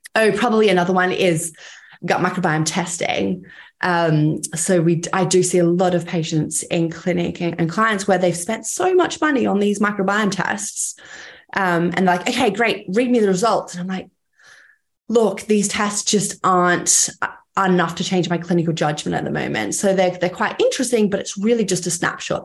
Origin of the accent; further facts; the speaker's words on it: Cairns, Queensland, Australia; I grew up in Cairns, quite a, a small town